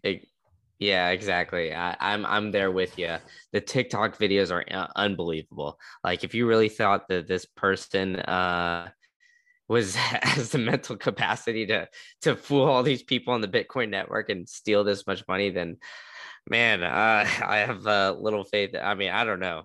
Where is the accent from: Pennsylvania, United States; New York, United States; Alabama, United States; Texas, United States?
Texas, United States; Austin; moved away; I grew up in Austin